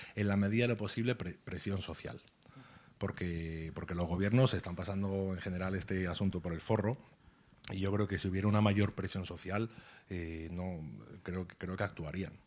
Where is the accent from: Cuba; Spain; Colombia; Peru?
Spain; que no vivo en Palestina, que tengo un pasaporte español